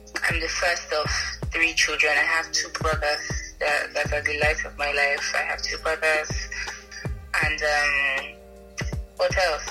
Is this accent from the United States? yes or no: no; Benin City, Edo, Nigeria; also born or lived in Ibadan; If anybody knows Edo State, I grew up in Benin